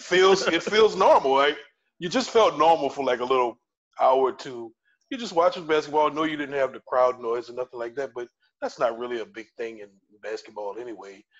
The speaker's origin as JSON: {"language": "English", "town": "New Orleans", "region": "Louisiana", "country": "United States", "tie": "born or raised there", "said": "Been living in New Orleans or in the Gulf South all my life"}